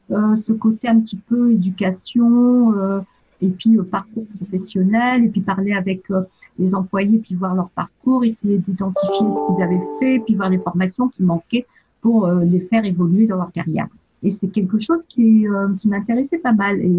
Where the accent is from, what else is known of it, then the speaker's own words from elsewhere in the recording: Annecy, Auvergne-Rhône-Alpes, France; now in United States; Et euh, donc, je viens de France. Et en fait, euh, la dernière ville avant de venir ici, c'était Annecy